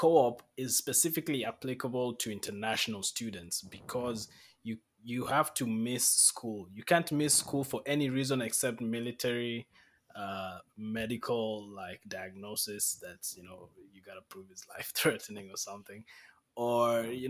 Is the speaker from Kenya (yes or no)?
yes; Kenya; now in Canada; I'm a Kenyan man.